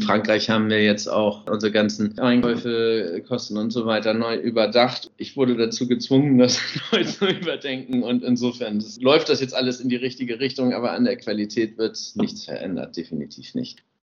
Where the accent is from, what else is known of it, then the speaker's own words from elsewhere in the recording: Hamburg, Germany; moved away as an adult; now in Normandy, France; Meine Heimat ist Hamburg, da komme ich ja gebürtigerweise her